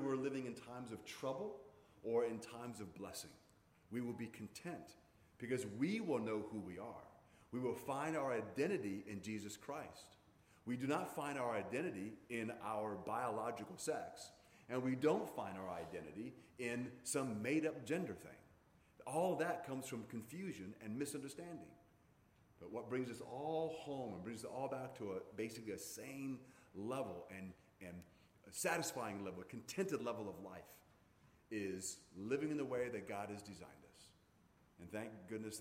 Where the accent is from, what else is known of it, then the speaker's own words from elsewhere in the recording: Hawaii, United States; growing up in Hawaii